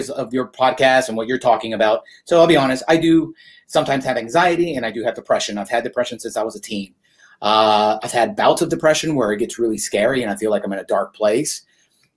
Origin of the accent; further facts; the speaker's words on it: Houston, Texas, United States; I am from Houston, which is a conservative state